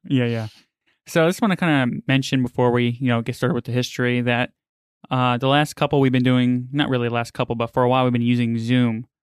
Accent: New York City, New York, United States; now in Florida, United States; I grew up in New York, right by Coney Island

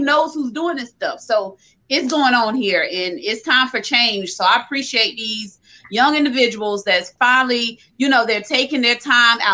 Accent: Orangeburg, South Carolina, United States; I'm from South Carolina, Orangeburg, South Carolina

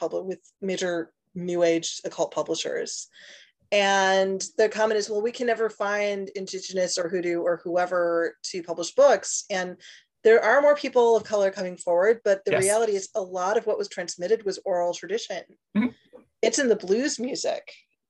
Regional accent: Northwest Indiana, United States; I grew up in a small town in Northwest Indiana

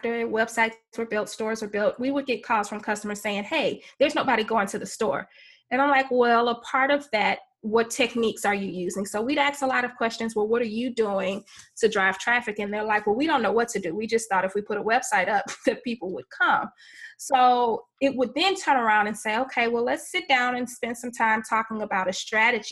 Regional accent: Houston, Texas, United States; I grew up in Houston, Texas

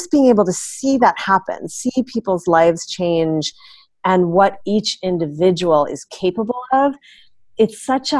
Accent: San Francisco, California, United States; also born or lived in Chicago / Cornell (Ithaca, New York); I actually grew up in the city of San Francisco

